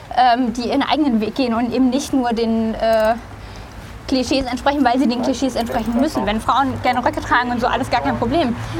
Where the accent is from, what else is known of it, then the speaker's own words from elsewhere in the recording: Baden-Württemberg, Germany; also born or lived in Rhineland-Palatinate / Canada; now in Brandenburg, Germany; ich bin in Rheinland-Pfalz geboren, äh, in großen Teilen der, von Baden-Württemberg dann sozusagen aufgewachsen, beziehungsweise habe da eine Weile